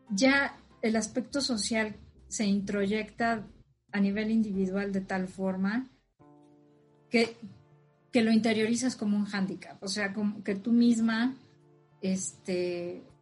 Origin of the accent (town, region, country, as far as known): Mexico